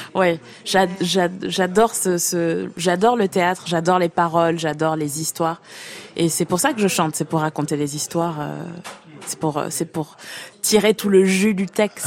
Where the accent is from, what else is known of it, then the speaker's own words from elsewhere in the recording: United States; moved away; also born or lived in Aix-en-Provence; je suis américaine